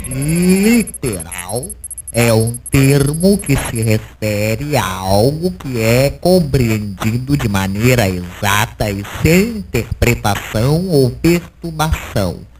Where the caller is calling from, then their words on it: Lajinha, Minas Gerais, Brazil; Eu sou aqui de Lajinha e eu fui até a farmácia, paguei fácil para comprar o ingresso do …, área VIP